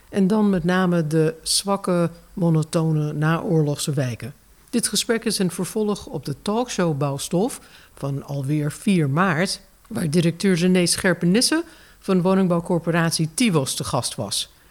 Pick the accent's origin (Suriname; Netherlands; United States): United States; ik als Amerikaanse van oorsprong mag zeggen dat ik wel weet wat een ghetto is.